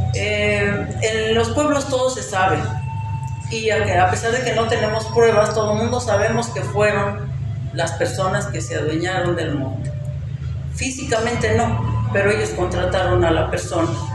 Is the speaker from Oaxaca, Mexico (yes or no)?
no; Zacacuautla, Hidalgo, Mexico; en mi pueblo, alrededor de los años 98, 99, empieza la tala clandestina